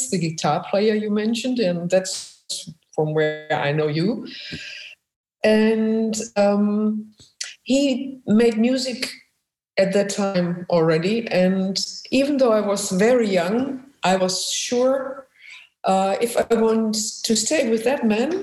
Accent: Essen, North Rhine-Westphalia, Germany; accent: German; English is a second language; moved away as an adult; now in Amsterdam, Netherlands; I was born in Germany, really in the industrial part of Germany, right in the middle in Essen

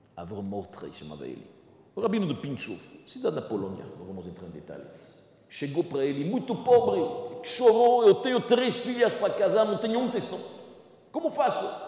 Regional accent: Belgium; moved away; eu venho da Bélgica. na Bélgica, na minha cidade

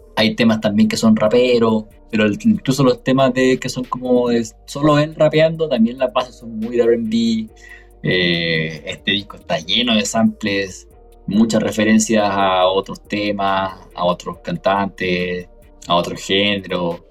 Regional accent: Chile

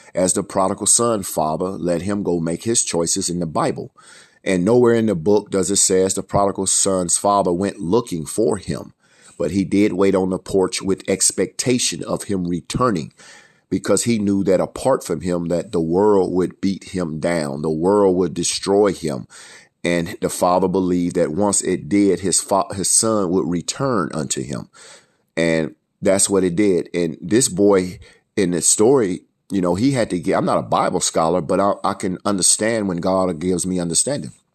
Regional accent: Fort Wayne, Indiana, United States; also born or lived in Alabama; growing up in Fort Wayne

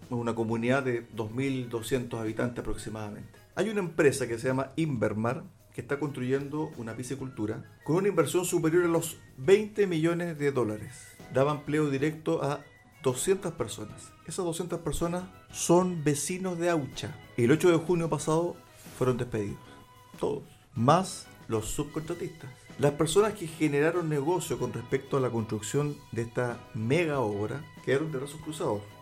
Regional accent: Chile; todos somos chilenos.

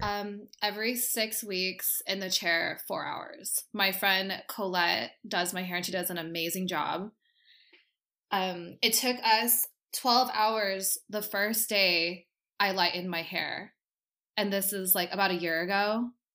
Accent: Costa Mesa, California, United States; I am from Costa Mesa, and I am a hairdresser

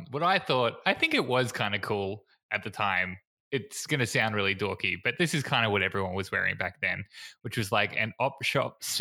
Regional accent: Queensland, Australia; Well, I came from Queensland

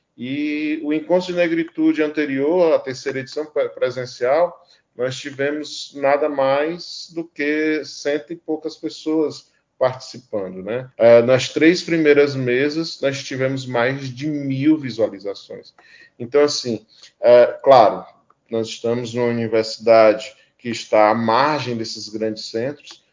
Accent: Ceará, Brazil; moved away as an adult; now in Amapá, Brazil; eu passei até meu ensino médio achando que no Ceará, de onde eu vim

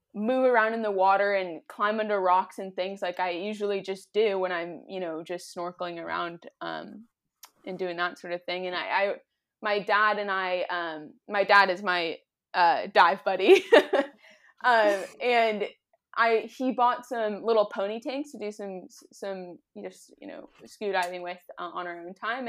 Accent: Southern California, United States; I grew up in Southern California near the ocean

